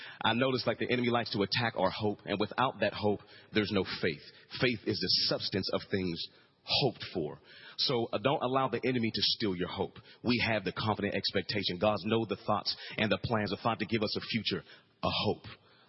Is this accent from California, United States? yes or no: no; Pittsburgh, Pennsylvania, United States; also born or lived in Frankfurt, Germany / Greece; But I was born in Frankfurt, Germany. Then we lived in Greece. Of course, I'm an Army brat. And then we moved to Pittsburgh, Pennsylvania.